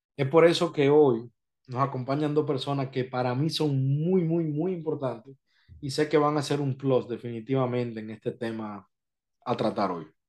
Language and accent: Spanish; Dominican Republic; now in Florida, United States